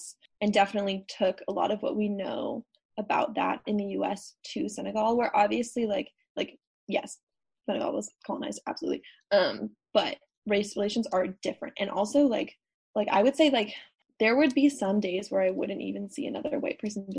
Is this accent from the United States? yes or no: yes; United States; I'm an American and I'm not French